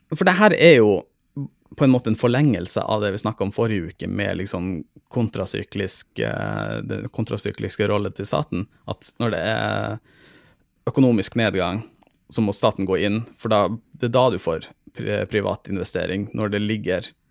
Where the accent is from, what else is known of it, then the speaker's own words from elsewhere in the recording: Troms og Finnmark, Norway; moved away; jeg er fra Finnmark